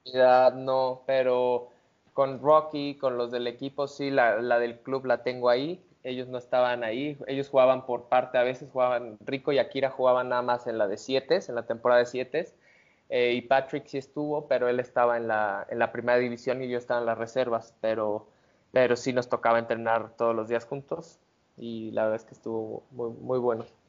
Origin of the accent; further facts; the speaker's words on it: Mexico; como mexicano